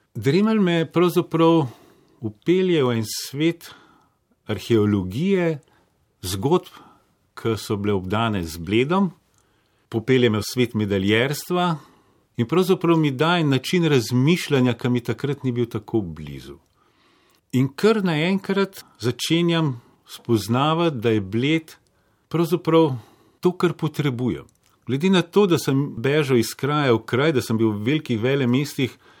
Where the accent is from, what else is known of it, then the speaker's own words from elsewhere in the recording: Bled, Upper Carniola, Slovenia; also born or lived in Zagreb, Croatia / Paris, France; Kasneje, ko smo pa prišli iz Francije, sem pa prišel pač v Slovenijo na Bled ne